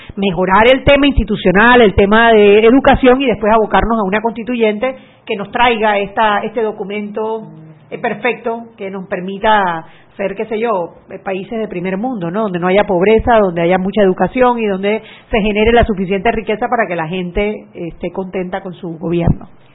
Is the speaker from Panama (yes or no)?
yes; Panama; los panameños nos relacionamos con nuestro gobierno